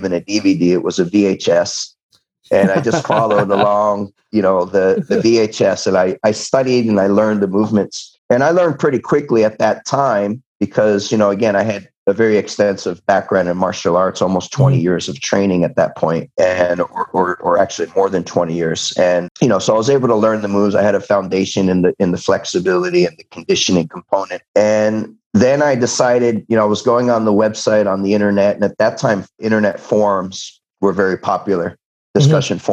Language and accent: English; San Diego, California, United States; San Diego State University, which is my hometown